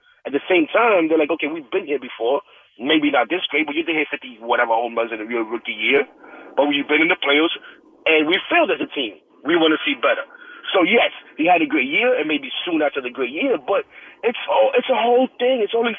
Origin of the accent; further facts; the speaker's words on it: New York, United States; as a New Yorker, I love New York